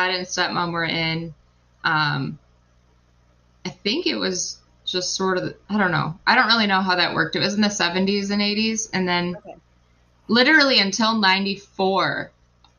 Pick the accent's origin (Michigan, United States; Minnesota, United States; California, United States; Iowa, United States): Michigan, United States; Ypsilanti; also born or lived in Ann Arbor; I was born and raised in Ypsilanti and Ann Arbor the whole time